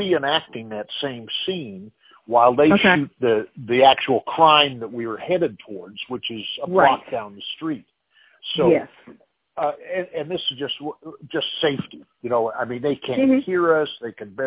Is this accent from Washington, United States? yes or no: no; Montana, United States; now in Los Angeles, United States; I'm originally from Montana